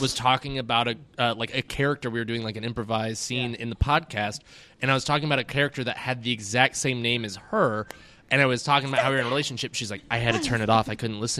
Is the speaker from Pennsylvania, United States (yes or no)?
no; Georgia, United States; I'm from Georgia